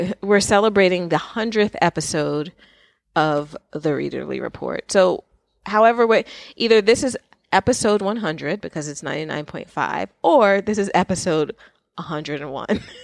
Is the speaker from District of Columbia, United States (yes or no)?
no; New York, United States; I grew up in New York, so with the exception of way at school, I have lived in New York